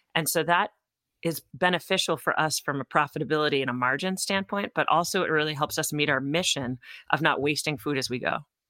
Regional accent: Topsfield, Massachusetts, United States; also born or lived in France; I grew up in Topsfield, Massachusetts, which is on the North Shore

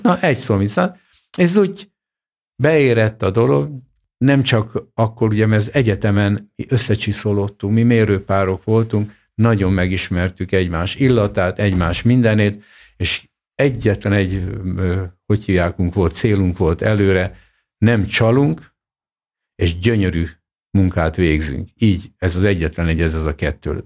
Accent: Hungary; born or raised there; also born or lived in Soviet Union / Japan / England

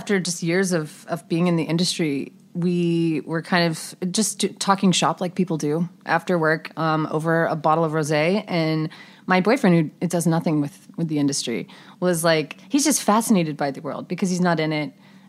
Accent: the Carolinas, United States; We're both from the Carolinas.

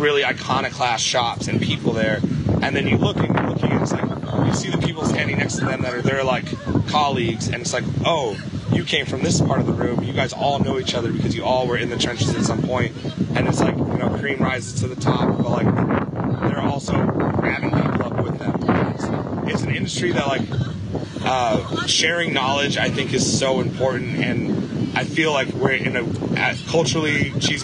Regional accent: Midwest, United States; I'm from the Midwest

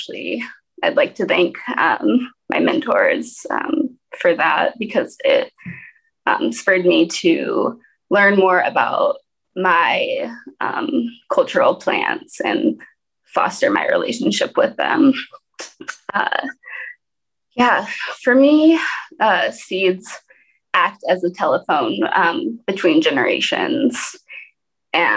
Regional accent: Portland, Oregon, United States; also born or lived in Alaska; now in Detroit, United States; I was actually brought up in Portland, Oregon, so an urban environment.

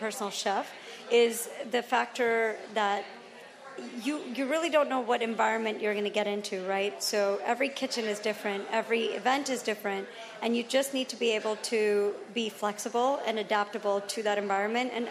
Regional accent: Atlanta, Georgia, United States; I grew up in Atlanta

